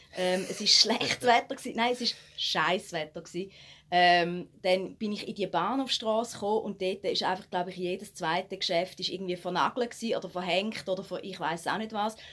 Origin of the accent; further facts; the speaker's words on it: Switzerland; eigentlich sind wir Schweizer